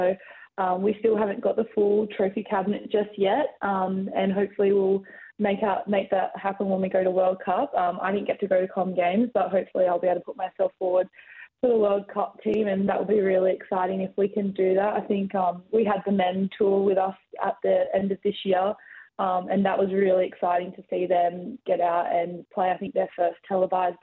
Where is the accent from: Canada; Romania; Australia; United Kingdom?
Australia; Perth, Western Australia; moved away as an adult; now in Melbourne, Australia; I come from Perth and I was a West Coast supporter